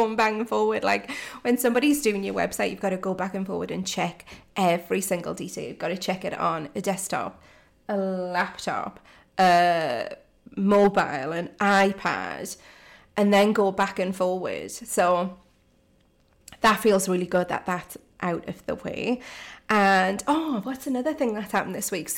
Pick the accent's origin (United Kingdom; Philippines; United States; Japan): United Kingdom; Geordie, North East England; accent: Geordie; my Geordie accent